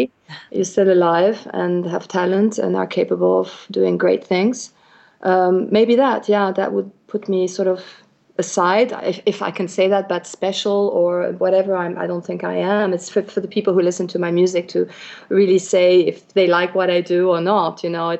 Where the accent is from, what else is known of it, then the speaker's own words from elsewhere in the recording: Switzerland; the fact that I come from Switzerland, which is a tiny small country up there in the Alps somewhere, that I've been raised with animals